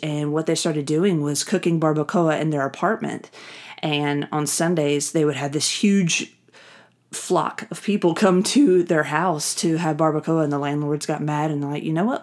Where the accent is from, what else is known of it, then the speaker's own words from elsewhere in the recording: the South, United States; I grew up in the South